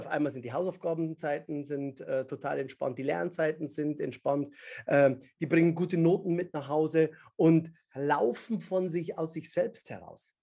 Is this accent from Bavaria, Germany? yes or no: yes; Upper Palatinate, Bavaria, Germany; ich bin in der Oberpfalz aufgewachsen